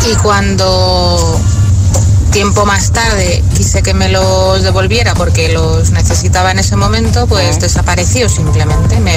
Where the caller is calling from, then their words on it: Leganés, Community of Madrid, Spain; de Leganés.